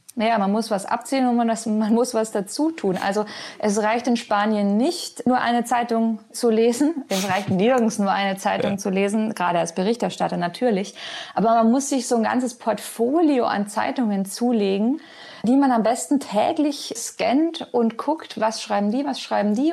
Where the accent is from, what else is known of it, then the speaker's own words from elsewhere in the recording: Germany; moved away as an adult; now in Madrid, Spain; für uns als Deutsche